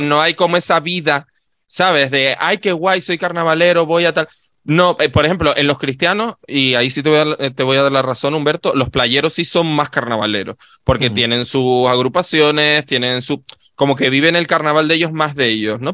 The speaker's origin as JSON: {"language": "Spanish", "town": "Adeje", "region": "Canary Islands", "country": "Spain", "said": "yo no soy del Cardonal, amor, yo soy de Adeje"}